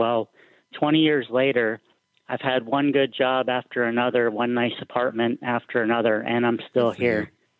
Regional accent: Florida, United States; moved away as an adult; also born or lived in New Orleans, Louisiana; now in Pittsburgh, United States; I was born in the South in Florida and also lived in New Orleans.

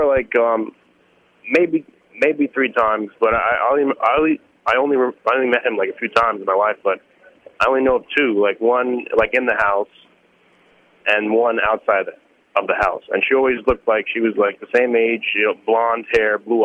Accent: New York City, New York, United States; I grew up in Brooklyn

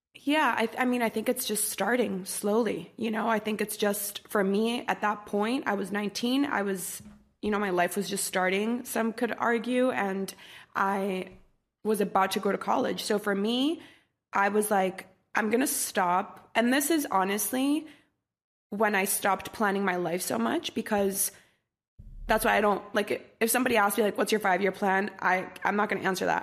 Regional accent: Costa Rica; moved away as an adult; also born or lived in Washington, D.C.; I grew up in Costa Rica, and I was born and raised there until I was eighteen, nineteen

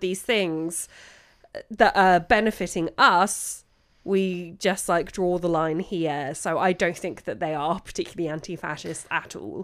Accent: London, United Kingdom; as a Londoner

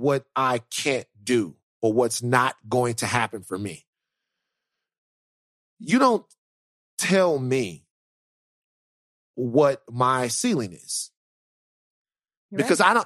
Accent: Baton Rouge, Louisiana, United States; Growing up in Baton Rouge, a lot of times it was chaotic

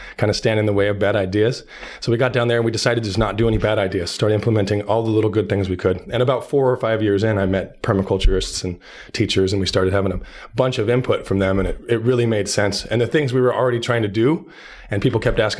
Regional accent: Southern Oregon, United States; also born or lived in Portland, Oregon; I lived in Portland for years. I grew up in Southern Oregon.

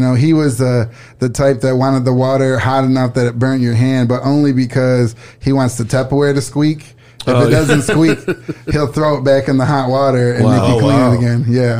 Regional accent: Saginaw, Michigan, United States; Saginaw, Michigan.

